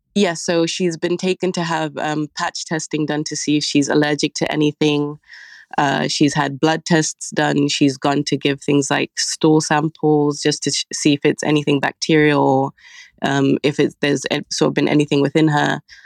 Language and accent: English; Zambia; moved away; we come from Zambia